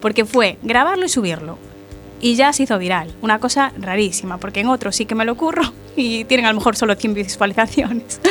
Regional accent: Galicia, Spain; yo soy gallega

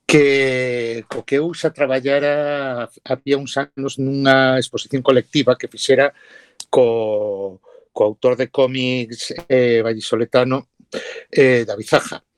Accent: Ourense, Galicia, Spain; Ourense é a miña cidade, a miña cidade natal, eu levo e visto a miña ourensanía polo mundo adiante

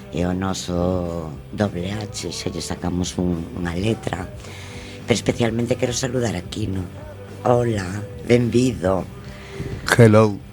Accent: Galicia, Spain

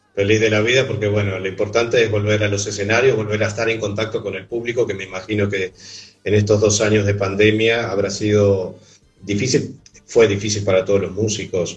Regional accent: Montevideo, Uruguay; yo soy de Montevideo

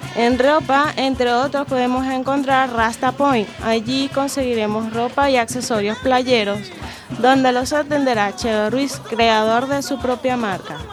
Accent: Venezuela; now in Spain; soy venezolana.

